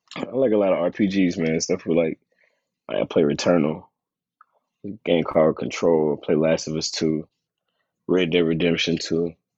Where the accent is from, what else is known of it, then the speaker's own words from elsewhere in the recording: Tennessee, United States; I'm from I'm from Tennessee